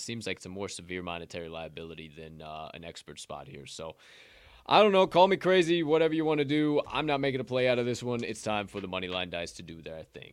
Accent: Bethany, Illinois, United States; where I grew up, Bethany

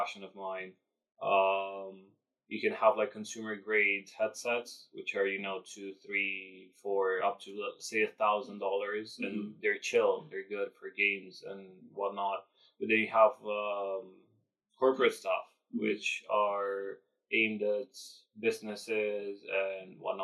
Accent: Romania; English is a second language; now in London, United Kingdom; Romanian. I was born and raised in Romania

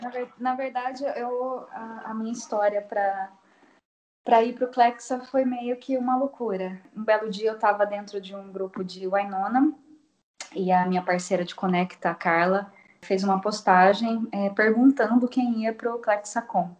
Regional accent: Assis, São Paulo, Brazil; E sou de Assis, interior de São Paulo

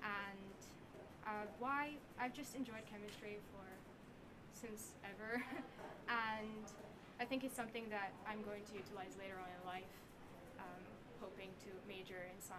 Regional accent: Bosnia & Herzegovina; also born or lived in Croatia / Brazil; So I am from Bosnia and Croatia. I lived in Brazil before coming to ASM, and I have been at ASM for 3 years, so since 10th grade.

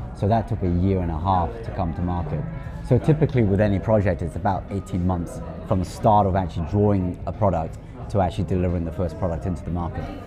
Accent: Hong Kong; moved away as an adult; also born or lived in Manchester, England; now in New Zealand; I was originally from Hong Kong, actually spent most of my life living in Hong Kong, grew up in Hong Kong

